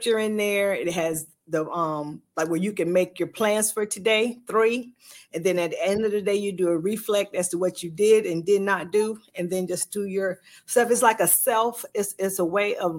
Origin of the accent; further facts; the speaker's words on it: Sylvania, Georgia, United States; I am from Sylvania, Georgia